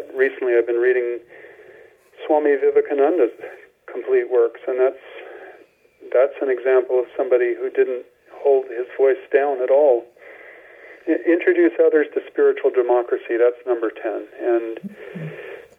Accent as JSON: {"language": "English", "town": "Carmel", "region": "California", "country": "United States", "tie": "born or raised there", "said": "I was born in Carmel, California"}